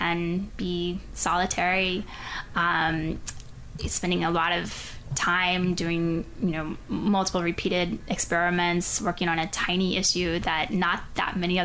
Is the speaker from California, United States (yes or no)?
no; Pensacola, Florida, United States; moved away as an adult; I grew up in Pensacola, Florida